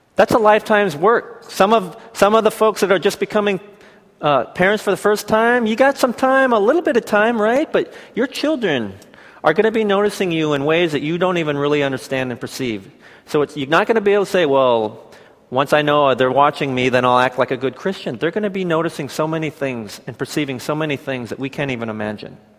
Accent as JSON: {"language": "English", "town": "Seattle", "region": "Washington", "country": "United States", "said": "I'm from the Seattle area"}